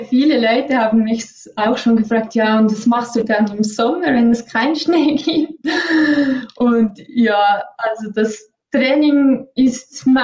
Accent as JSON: {"language": "German", "town": "Engelberg", "region": "Obwalden", "country": "Switzerland", "tie": "born or raised there", "said": "groß geworden in Engelberg. Meine Eltern sind beide schon Ski gefahren, ähm, ambitionierte Skifahrer oder vor allem auch Skilehrer."}